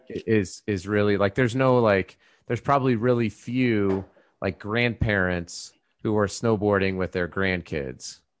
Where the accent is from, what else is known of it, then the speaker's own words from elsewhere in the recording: Colorado, United States; we grew up in Colorado